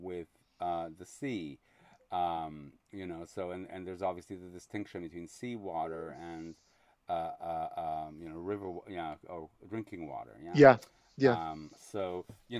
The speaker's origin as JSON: {"language": "English", "region": "Quebec", "country": "Canada", "tie": "born or raised there", "said": "I grew up in Quebec"}